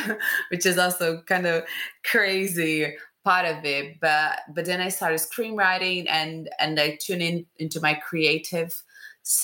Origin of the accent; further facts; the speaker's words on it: Rio de Janeiro, Brazil; I'm from Rio, Brazil